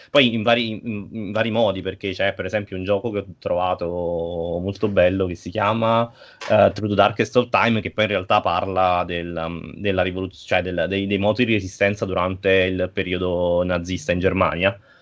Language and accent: Italian; Naples, Campania, Italy; io sono di Napoli